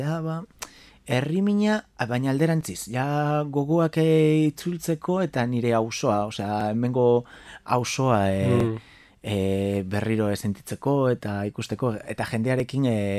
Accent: Galicia, Spain; Basque is a second language; moved away as an adult; now in Bilbao, Spain; neu Galiziatik nator

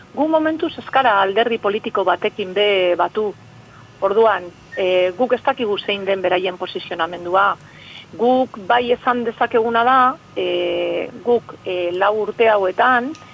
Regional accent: Bermeo, Basque Country, Spain; ni bermeokoan az

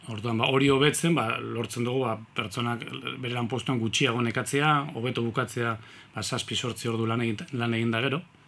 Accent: Eibar, Basque Country, Spain; eibartarra naiz

